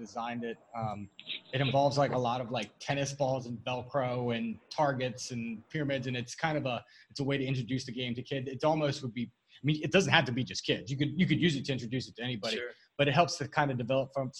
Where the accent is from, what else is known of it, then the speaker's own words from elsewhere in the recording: Thurmont, Maryland, United States; I'm from Thurmont. I'm right down the road, Frederick County, down right across the border of Maryland